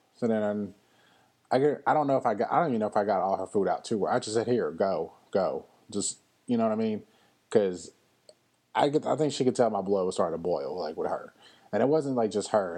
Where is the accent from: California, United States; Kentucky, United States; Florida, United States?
Kentucky, United States; Louisville; moved away; my hometown of Louisville, Kentucky